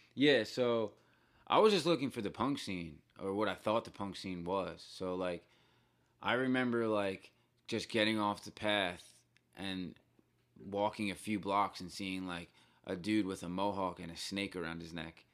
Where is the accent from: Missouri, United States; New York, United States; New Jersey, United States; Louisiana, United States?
New Jersey, United States; Bayonne; So I grew up in a town called Bayonne